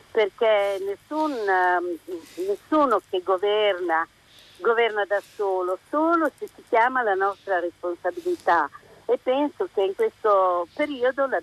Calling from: Rimini, Emilia-Romagna, Italy; siamo da Rimini … Eh, da Rimini

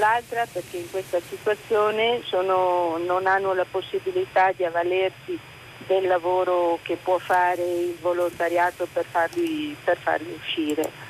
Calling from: Venice, Veneto, Italy; siamo da Venezia

